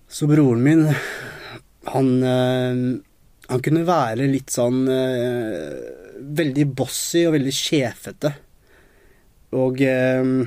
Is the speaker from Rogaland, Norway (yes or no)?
no; Nesodden, Akershus, Norway; also born or lived in Colombia; Jeg er jo opprinnelig fra Colombia. Så jeg, jeg kom til Norge da jeg var to år gammel. Og da ble jeg bosatt på Nesodden